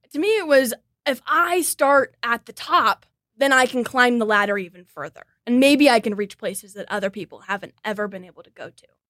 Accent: Kansas City, United States; born and raised in Kansas City.

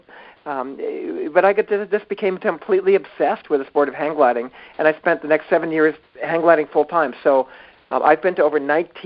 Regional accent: Victoria, British Columbia, Canada; I grew up in Victoria, B.C.

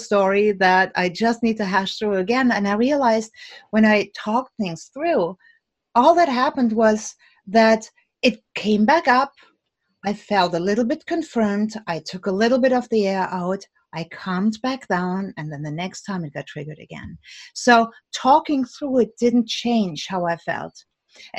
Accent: Germany; now in United States; Now, I'm originally from Germany

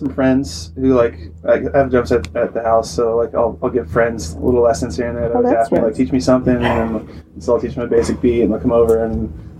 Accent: Monterey, California, United States; Yeah, I'm from Monterey.

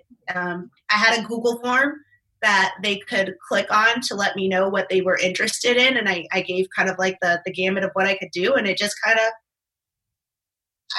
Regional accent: East Coast, United States; now in Arizona, United States; I'm originally from the East Coast

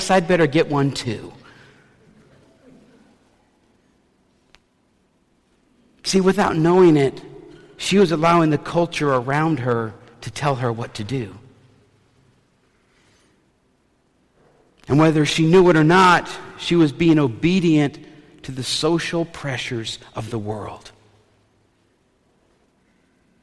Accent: the South, United States; moved away; I'm from the South

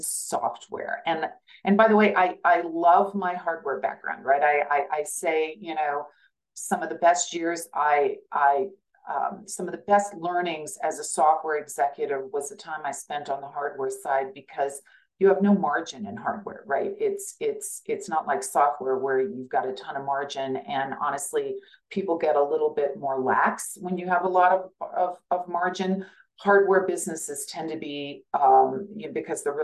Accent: Kansas, United States; moved away as an adult; also born or lived in Silicon Valley; I'm from Kansas. I am still very connected to Kansas. I go back all the time

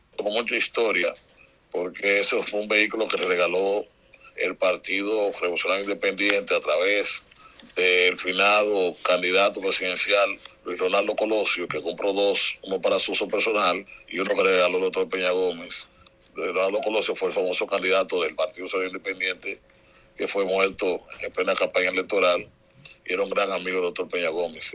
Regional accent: Dominican Republic; como dominicano

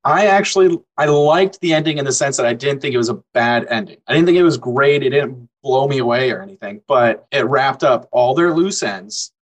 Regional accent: Orlando, Florida, United States; growing up in Orlando

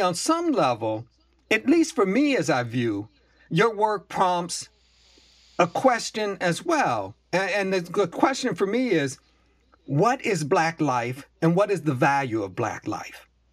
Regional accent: Buffalo, New York, United States; I grew up in Buffalo, New York, but my people come from Virginia and North Carolina

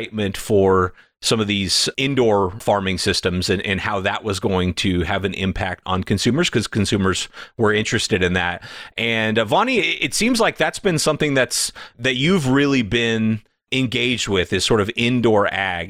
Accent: California, United States; I grew up in California

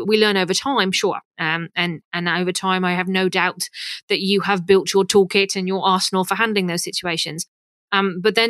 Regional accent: United Kingdom; accent: British; moved away as an adult; now in Canada; probably guessed by my accent that I'm British.

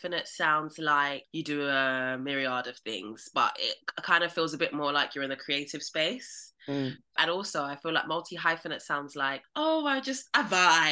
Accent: London, United Kingdom; I'm from Southeast London

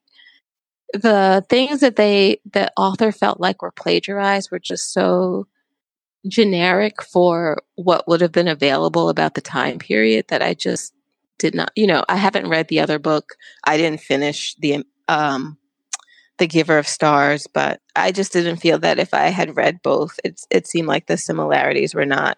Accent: New York, United States; I was from New York

